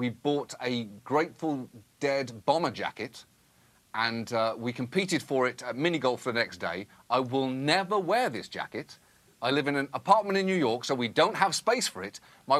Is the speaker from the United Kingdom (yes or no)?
yes; United Kingdom; I'm British